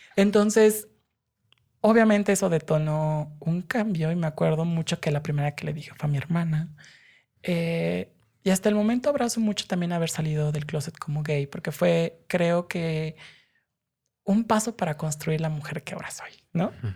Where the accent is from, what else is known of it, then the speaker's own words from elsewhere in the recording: Mexico City, Mexico; Yo crecí acá en la Ciudad de México